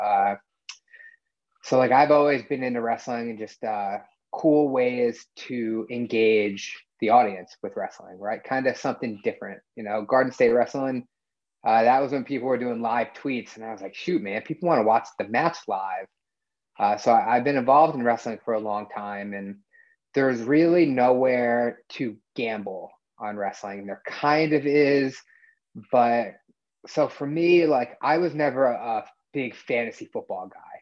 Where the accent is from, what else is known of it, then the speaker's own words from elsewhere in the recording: New Jersey, United States; I'm from New Jersey